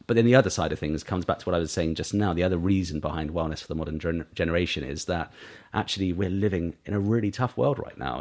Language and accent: English; East Cowes, South East England, United Kingdom; also born or lived in Sandown; we grew up in East Cowes